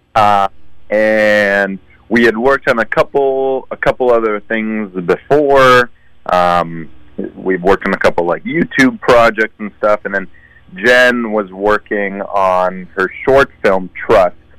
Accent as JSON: {"language": "English", "town": "Sunnyvale", "region": "California", "country": "United States", "tie": "born or raised there", "also_born_or_lived": "Israel", "moved": "yes", "said": "I grew up in the Bay Area. So I mean, I I was born and and raised in Israel till I was nine, but then I I moved to the states. So um, I did you know middle school, high school in the Bay Area. I'm from Sunnyvale."}